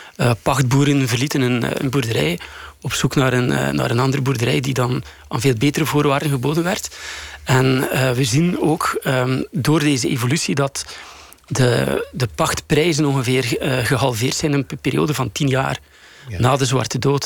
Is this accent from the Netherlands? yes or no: no; Bruges, Flanders, Belgium; in mijn thuisstad Brugge